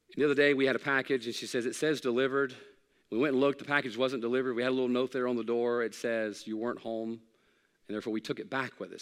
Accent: Hattiesburg, Mississippi, United States; I grew up in South Mississippi. I was born in Hattiesburg

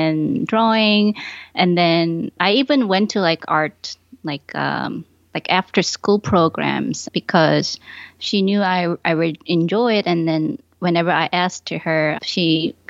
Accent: Ulsan, South Korea; born or raised there; moved away as an adult; also born or lived in Busan, South Korea / Buffalo, New York, United States; now in Rochester, United States

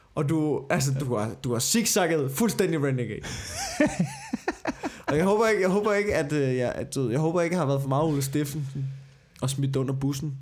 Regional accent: Copenhagen, Capital Region of Denmark, Denmark; Jeg er københavner

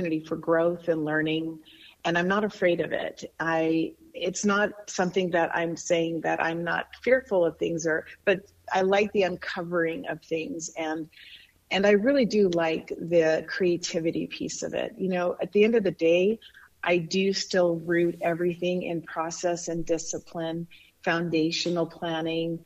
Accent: Bayard, Nebraska, United States; moved away as an adult; also born or lived in San Diego, California; now in California, United States; I grew up in Nebraska, a small community of 1,200 people, western part of Nebraska called Baird

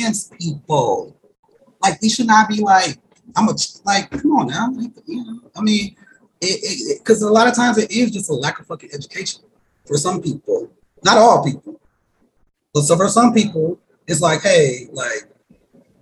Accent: Midwest, United States; I'm from the Midwest

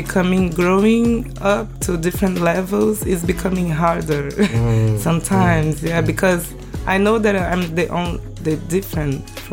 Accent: Rio de Janeiro, Brazil; English is a second language; I born in Rio

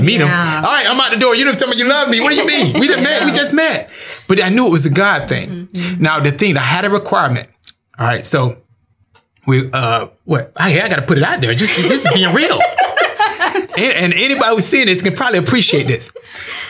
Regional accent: Florida, United States; I'm from Florida

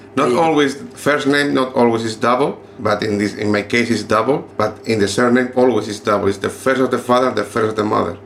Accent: Murcia, Region of Murcia, Spain; English is a second language; moved away as an adult; now in Netherlands; I am from Murcia

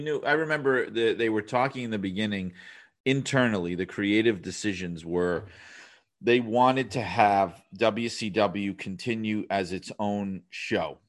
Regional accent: New York City, New York, United States; I am from New York City

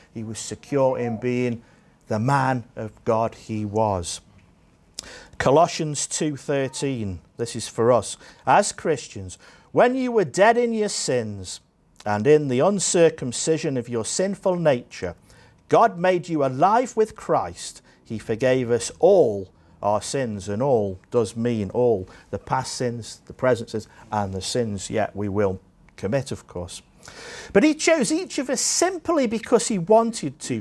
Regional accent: Staffordshire, West Midlands, United Kingdom; now in Jersey; I grew up in Staffordshire in England

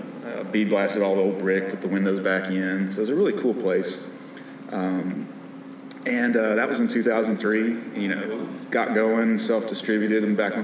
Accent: Vicksburg, Mississippi, United States; moved away as an adult; now in Nashville, United States; I grew up in Vicksburg, Mississippi.

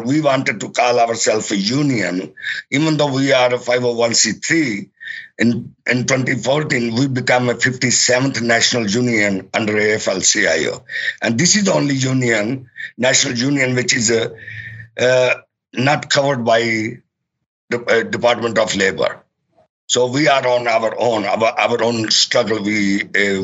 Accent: Pakistan; now in New York, United States; I'm actually from Pakistan

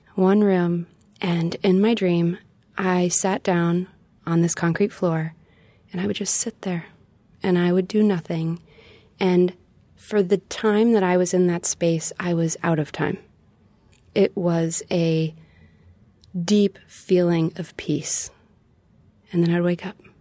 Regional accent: Dallas, Texas, United States; moved away as an adult; also born or lived in Nashville, Tennessee; Growing up in Texas, traveling around to the different parts of Texas

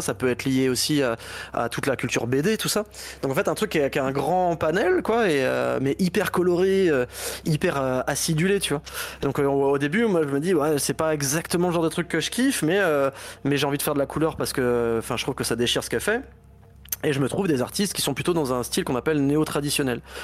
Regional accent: Basque Country, Nouvelle-Aquitaine, France; moved away; also born or lived in Laval; je viens du Pays Basque à la base

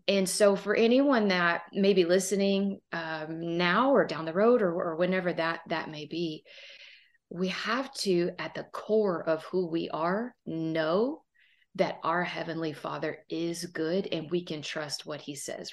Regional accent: Southern Texas, United States; I am from Southern Texas, as you can probably hear

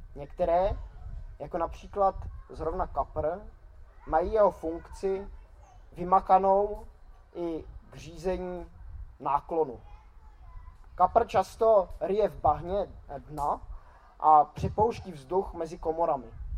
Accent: Czechia; Jako Češi, tak eh, slavíme Vánoce většinou tím, že zabijeme nějakého kapra

